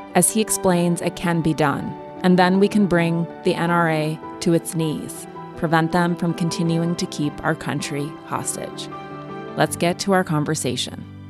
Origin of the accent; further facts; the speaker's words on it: Montana, United States; I'm also from Montana